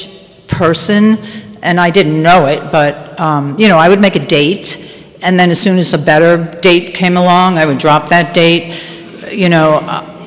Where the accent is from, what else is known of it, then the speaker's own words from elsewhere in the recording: White Plains, New York, United States; I grew up in White Plains in Westchester